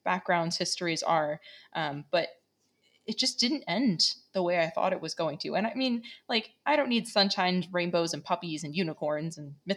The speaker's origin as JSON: {"language": "English", "region": "New York", "country": "United States", "tie": "born or raised there", "also_born_or_lived": "Las Vegas / New Mexico / Pensacola", "moved": "yes", "said": "I grew up in New York"}